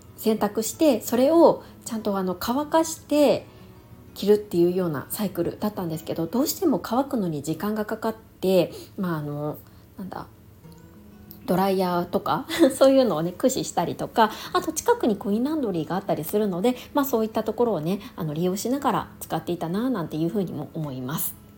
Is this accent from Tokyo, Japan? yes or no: no; Niigata, Japan; moved away; 私の実家の新潟が寒かったんですよ